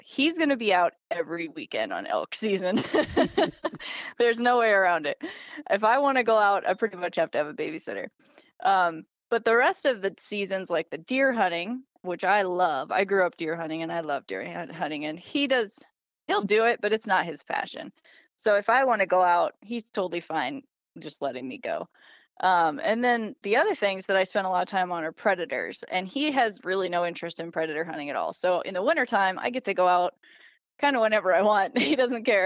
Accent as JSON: {"language": "English", "region": "Idaho", "country": "United States", "tie": "born or raised there", "moved": "yes", "lives_now": "Montana, United States", "said": "I was born and raised in Idaho"}